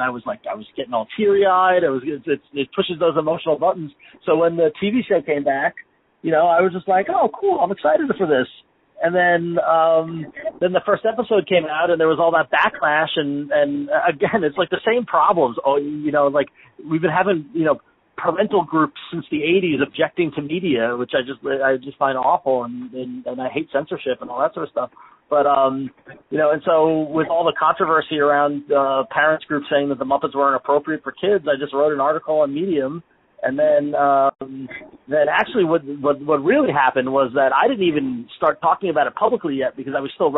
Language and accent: English; Long Island, New York, United States; we grew up on Long Island